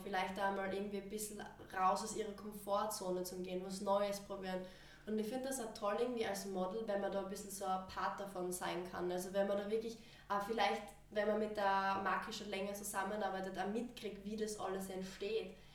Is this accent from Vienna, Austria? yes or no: no; Styria, Austria; ich bin aus der Steiermark und ich bin 19 Jahre alt